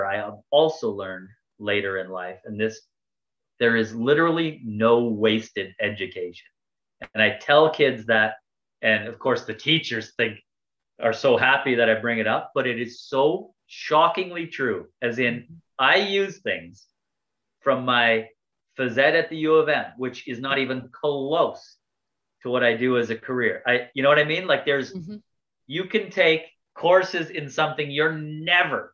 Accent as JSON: {"language": "English", "town": "Cook's Creek", "region": "Manitoba", "country": "Canada", "said": "I'm from Cook's Creek, Manitoba, right? we don't even have a store anymore."}